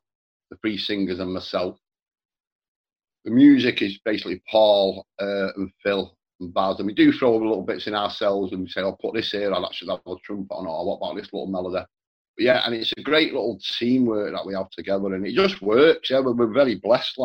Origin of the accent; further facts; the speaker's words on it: Manchester, North West England, United Kingdom; also born or lived in Ireland (parents); we bought a new house in Manchester in the 70s